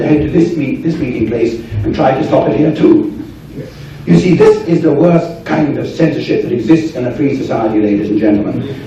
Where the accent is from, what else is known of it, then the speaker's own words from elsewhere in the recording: England, United Kingdom; as an Englishman here